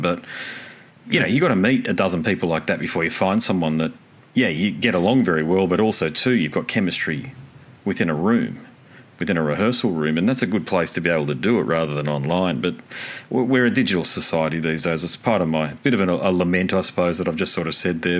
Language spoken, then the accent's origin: English; Australia